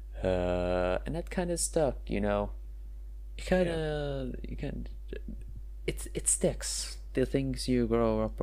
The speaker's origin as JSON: {"language": "English", "country": "Norway", "tie": "born or raised there", "first_language": "Norwegian", "second_language": "English", "said": "Born there, lived there all my life"}